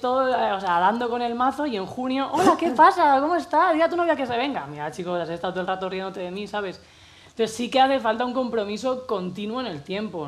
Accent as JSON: {"language": "Spanish", "town": "Cartagena", "region": "Region of Murcia", "country": "Spain", "tie": "born or raised there", "moved": "as an adult", "lives_now": "Madrid, Spain", "said": "nací en Cartagena, Murcia, a los 18 me vine aquí"}